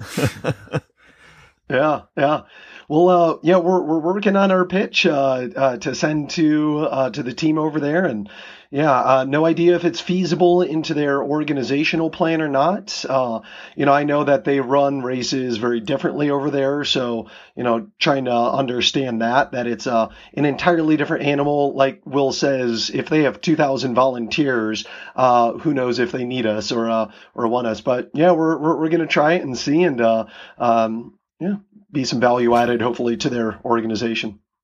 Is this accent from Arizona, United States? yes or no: no; Iowa, United States; now in Seattle, United States; I grew up in Iowa and moving out here to Washington